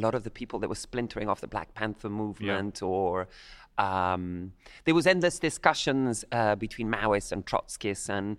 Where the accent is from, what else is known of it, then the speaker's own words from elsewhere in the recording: Havana, Cuba; I'm of Irish-Italian descent, but I grew up in Havana, Cuba.